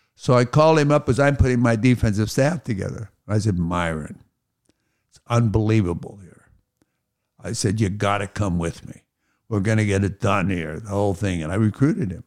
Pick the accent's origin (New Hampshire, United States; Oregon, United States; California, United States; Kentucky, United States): California, United States; Pasadena; I was born at Huntington Hospital in Pasadena. So I lived in Pasadena all my life